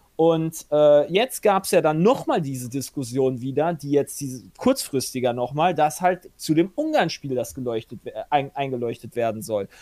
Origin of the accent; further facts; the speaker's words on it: Germany; also born or lived in Hungary; als Deutscher